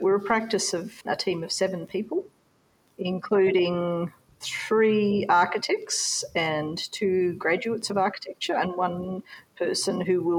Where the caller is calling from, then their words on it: Cairns, Queensland, Australia; We're calling from Cairns. We're on Gimoi Wallaburra Yidinji country in far north Queensland.